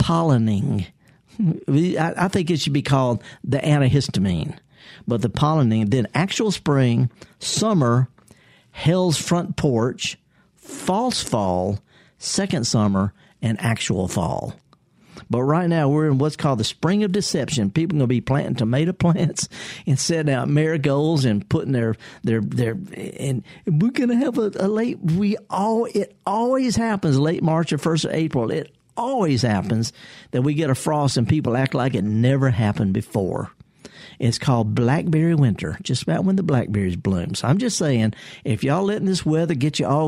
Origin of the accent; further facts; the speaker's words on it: United States; I was raised in Pecan Grove